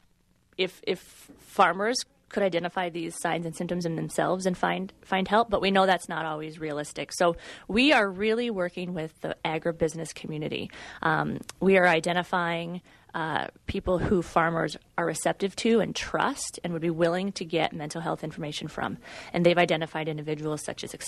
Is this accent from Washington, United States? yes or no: no; Central Iowa, United States; moved away